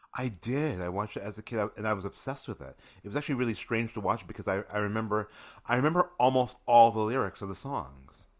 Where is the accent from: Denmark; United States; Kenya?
United States; Springfield, Massachusetts; I am from Springfield, Massachusetts.